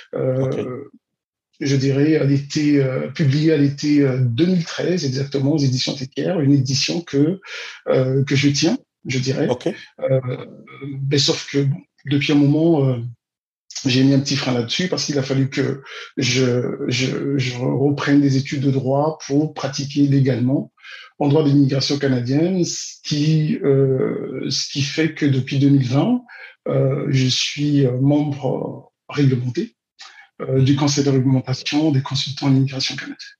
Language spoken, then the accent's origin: French; Brazzaville, Republic of the Congo; je suis né à, Brazzaville, au Congo-Brazzaville, mhm. en 1974